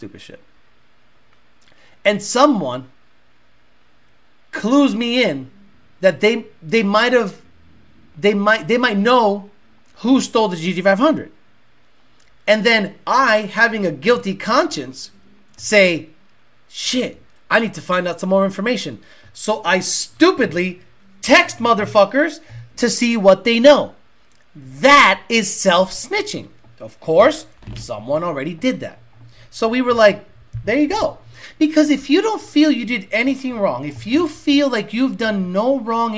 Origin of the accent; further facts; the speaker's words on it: Holyoke, Massachusetts, United States; where I grew up in Holyoke, Massachusetts